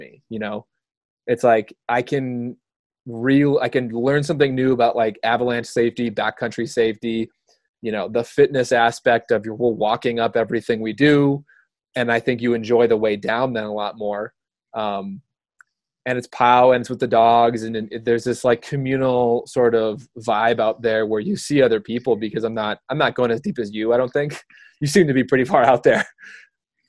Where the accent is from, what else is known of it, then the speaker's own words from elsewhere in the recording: Minnesota, United States; moved away; I grew up in Minnesota